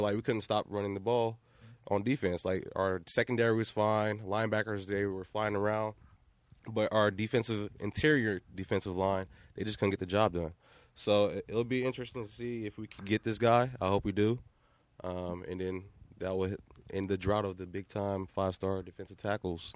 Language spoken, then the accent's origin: English; Columbus, Ohio, United States; I'm from Columbus, Ohio, Northside Columbus. I grew up a Ohio State fan, right down the street from uh, the Ohio, Ohio State University campus